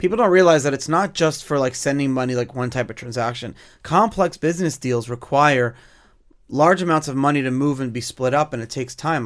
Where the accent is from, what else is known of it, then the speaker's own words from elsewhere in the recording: United States; as an American